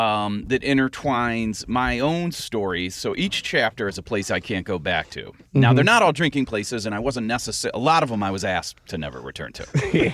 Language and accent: English; Akron area, Ohio, United States; moved away as an adult; also born or lived in Cleveland, Ohio; now in Chicago, United States; So in sixth grade, we actually moved down to a rural area outside of Akron.